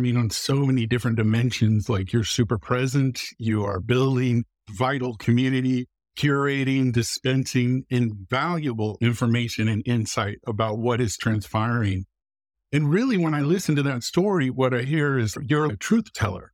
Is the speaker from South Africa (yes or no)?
no; Muncie, Indiana, United States; also born or lived in Iowa; I was born in Muncie, Indiana